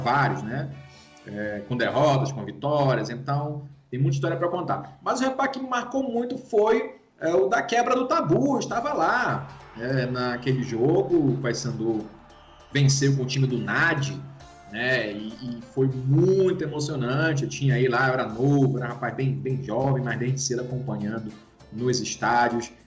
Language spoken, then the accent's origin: Portuguese; Pará, Brazil; moved away; do Pará, porque é onde eu, onde eu cresci